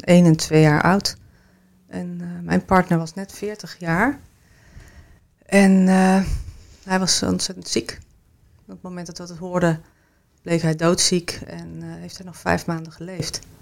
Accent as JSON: {"language": "Dutch", "town": "Kampen", "region": "Overijssel", "country": "Netherlands", "also_born_or_lived": "Switzerland / Amsterdam / Arnhem", "moved": "yes", "lives_now": "Rotterdam, Netherlands", "said": "ik woon in Rotterdam en ik kom oorspronkelijk uit Kampen."}